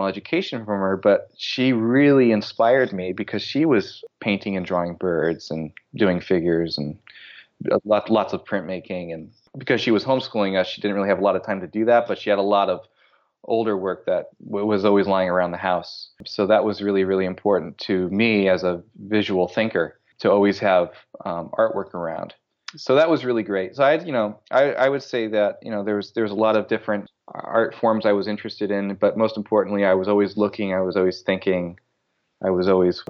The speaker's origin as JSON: {"language": "English", "region": "California", "country": "United States", "said": "They didn't really understand why I would ever dream of living in Ohio when I was from California and had lived in California for over 7 years."}